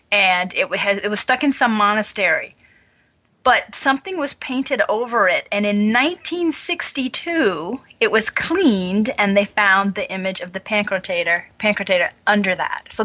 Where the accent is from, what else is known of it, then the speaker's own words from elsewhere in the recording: Louisiana, United States; I grew up in a predominantly Roman Catholic area.